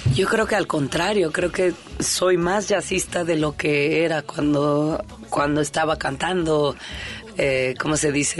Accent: Mexico; por qué somos mexicanos

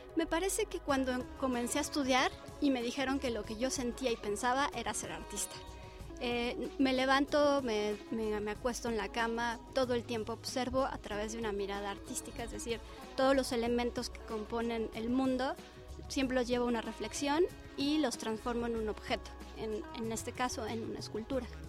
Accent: Mexico

